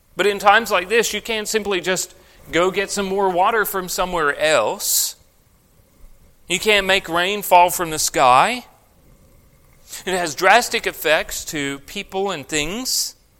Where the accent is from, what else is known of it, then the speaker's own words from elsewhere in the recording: Victoria, Australia; growing up in Australia, I went through one of the most severe droughts